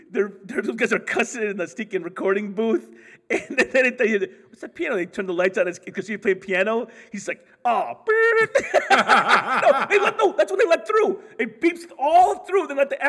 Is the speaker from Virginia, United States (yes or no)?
no; Hollywood, California, United States; Like I was raised in Hollywood